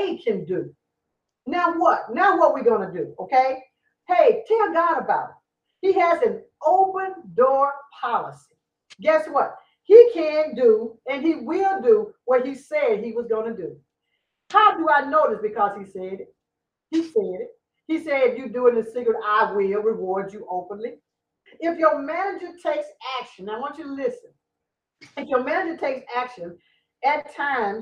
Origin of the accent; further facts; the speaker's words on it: Louisiana, United States; I'm from Louisiana